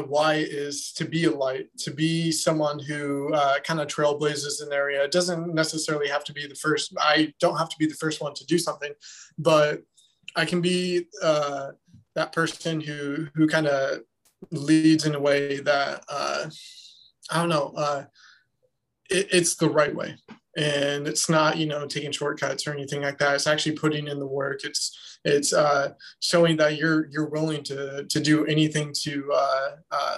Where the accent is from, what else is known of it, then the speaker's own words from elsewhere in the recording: Lincoln, Nebraska, United States; moved away as an adult; now in Chicago, United States; I'm originally from Lincoln, Nebraska. Moved up here to Chicago about 3 years ago now